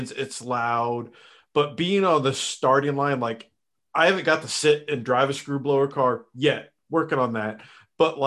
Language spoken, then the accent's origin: English; Northeast Ohio, United States; I was raised around bracket racing growing up in Northeast Ohio